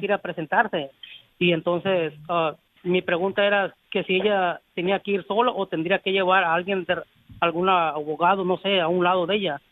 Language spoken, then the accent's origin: Spanish; Mexico; los mexicanos ya somos